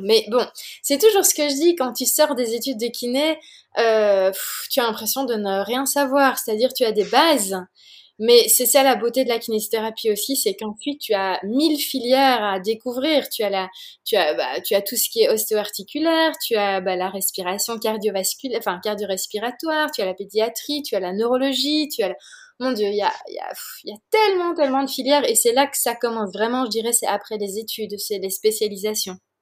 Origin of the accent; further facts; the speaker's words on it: Belgium; also born or lived in Oregon, United States; je viens de Belgique